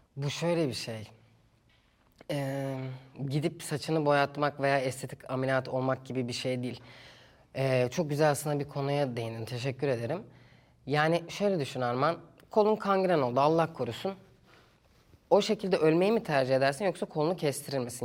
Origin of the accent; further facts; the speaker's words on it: Istanbul, Turkey; İstanbul'da büyüdüm.